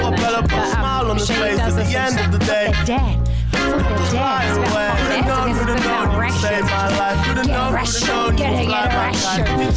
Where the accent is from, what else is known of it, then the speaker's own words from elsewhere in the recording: Timaru, Canterbury, New Zealand; I'm from Timaru